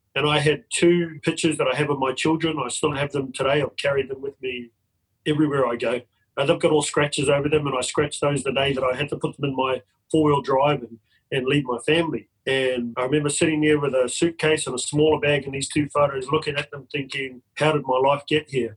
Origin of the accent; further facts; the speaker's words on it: New Zealand; now in Australia; I'm from New Zealand originally, but I've lived in Australia for 24 years